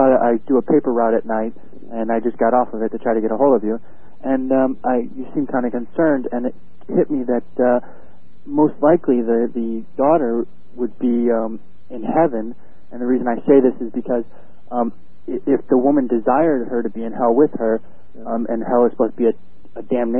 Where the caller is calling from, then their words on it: Carbondale, Illinois, United States; I'm calling from Carbondale, Illinois.